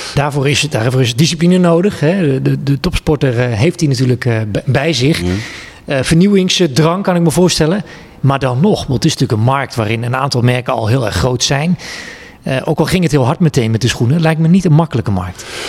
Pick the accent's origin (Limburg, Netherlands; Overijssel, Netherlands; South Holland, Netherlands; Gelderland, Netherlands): Overijssel, Netherlands; Twente; Ik, ik ben een jongen uit Twente.